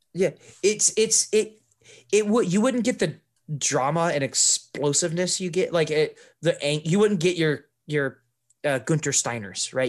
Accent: United States; as an American to do kind of what's ingrained in me culturally

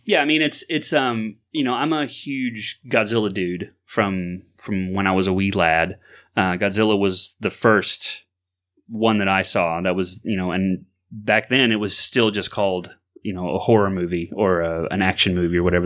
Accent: Florida, United States; growing up in Florida

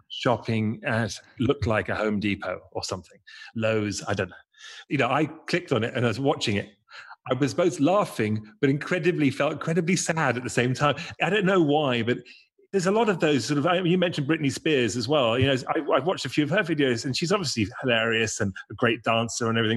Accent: England, United Kingdom; being English

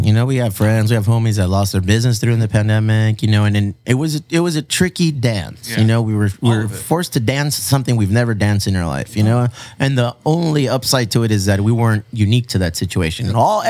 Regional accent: Chula Vista, California, United States; I grew up in Chula Vista.

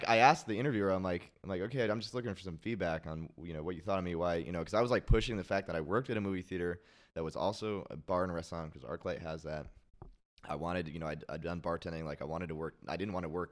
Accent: Portland, Oregon, United States; moved away; I'm from Portland

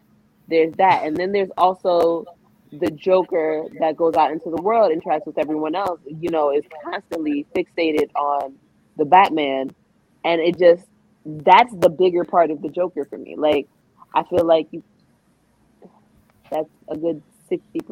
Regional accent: New York, United States; I'm from New York.

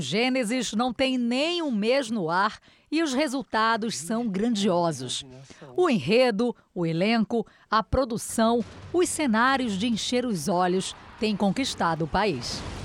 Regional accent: Spain; now in Brazil; Eu cresci na Espanha

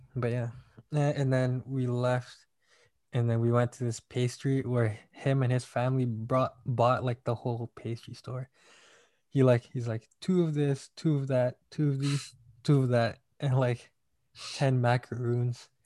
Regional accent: Malaysia; now in United States; I'm from Malaysia

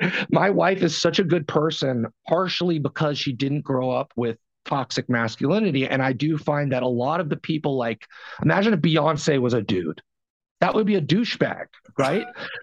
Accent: New York, United States; born there; And that I was born in New York and that my family...

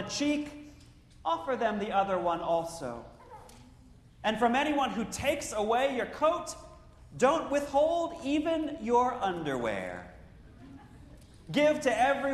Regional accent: Central Ohio, United States; a kid growing up in Central Ohio

